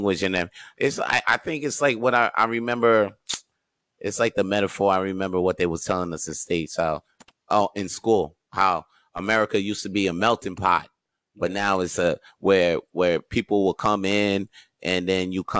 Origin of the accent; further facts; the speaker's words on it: Canada; I'm Canadian